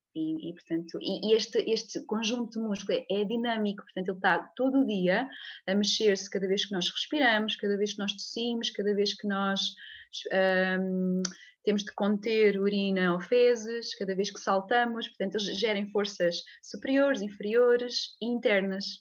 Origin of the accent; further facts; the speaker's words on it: a small village near Leiria, Centro, Portugal; moved away as an adult; venho de Leiria, nasci numa, numa pequena aldeia perto de Leiria, uh, mas já vivo cá nesta zona uh, há, muito, há muitos anos, desde que saí para, para estudar fisioterapia